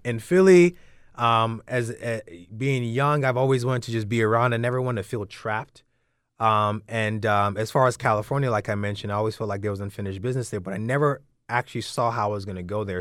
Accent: London, United Kingdom; coming from a Nigerian background, so I was born in London

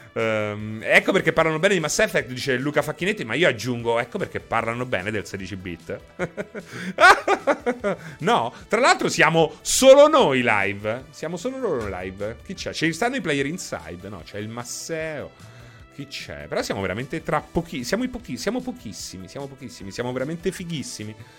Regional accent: Rome, Lazio, Italy; parlo da romano

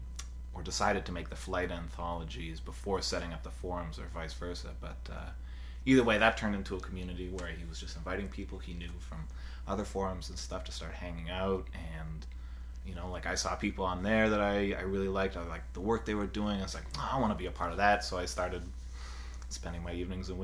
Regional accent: Richmond, British Columbia, Canada; also born or lived in California; Born and raised. Grew up in Richmond, went to high school there

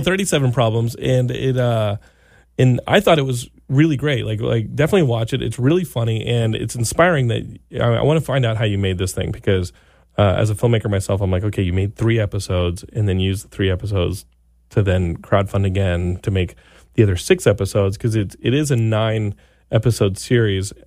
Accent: Texas, United States; I grew up in Texas

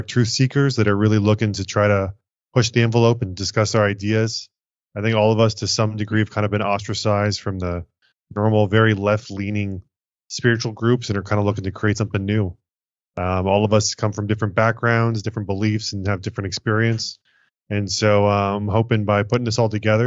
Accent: Los Angeles, California, United States; born or raised there

